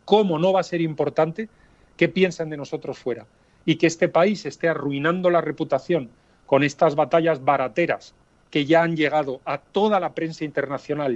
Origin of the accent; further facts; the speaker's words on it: Spain; somos españoles